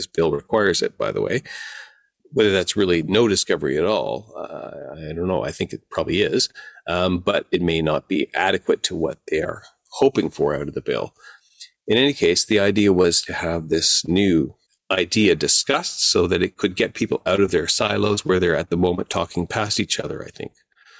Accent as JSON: {"language": "English", "country": "Canada", "said": "I live in Canada and I produced this video and I'm Canadian and I uploaded it myself in Canada"}